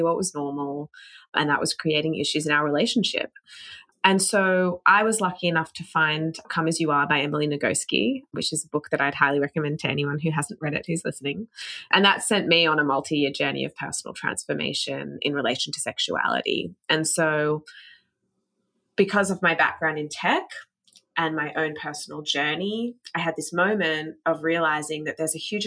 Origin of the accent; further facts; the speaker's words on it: Australia; moved away as an adult; now in United States; I'm from Australia, hadn't spent much time in the US before moving here